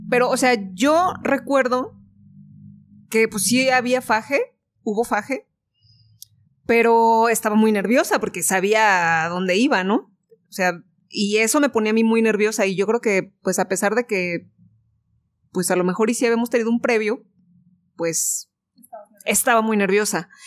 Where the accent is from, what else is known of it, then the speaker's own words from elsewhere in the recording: Guanajuato, Mexico; Y entonces era así de, oh, es que venimos de Guanajuato.